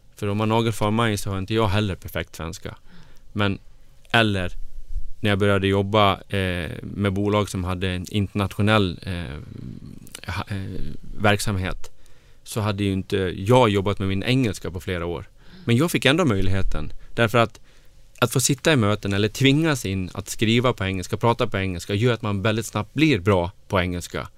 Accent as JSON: {"language": "Swedish", "town": "Grycksbo", "region": "Dalarna County", "country": "Sweden", "tie": "born or raised there", "also_born_or_lived": "Falun / Stockholm", "moved": "as an adult", "said": "jag är ju från Dalarna. Jag är född och uppvuxen i Grycksbo"}